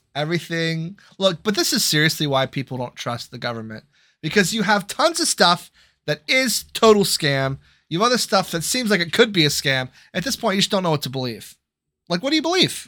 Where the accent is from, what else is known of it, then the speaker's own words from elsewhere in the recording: United States; I am American